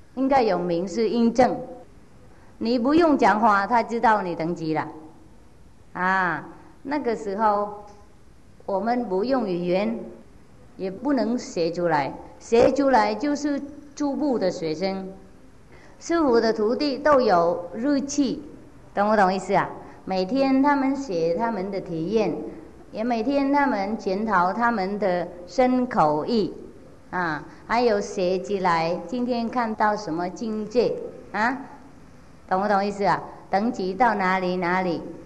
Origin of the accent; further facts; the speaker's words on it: Vietnam; 我不会感觉到我是越南人